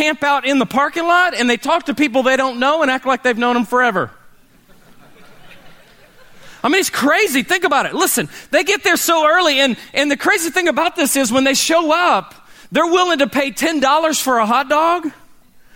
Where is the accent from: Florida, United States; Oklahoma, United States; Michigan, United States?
Oklahoma, United States; Oklahoma City; growing up in Oklahoma City